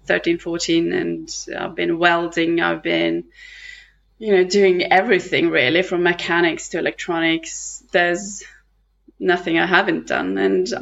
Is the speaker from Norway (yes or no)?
yes; Western Norway, Norway; we come from a tiny island in the midwest coast of Norway that is surrounded with oceans